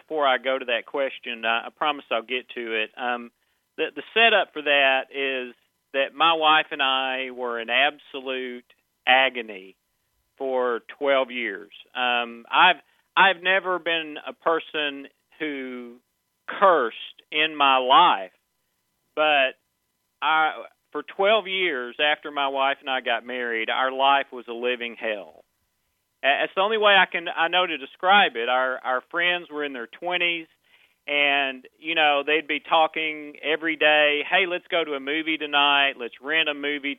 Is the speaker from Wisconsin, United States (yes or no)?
no; Nashville, Tennessee, United States; I am from Nashville, the capital of country music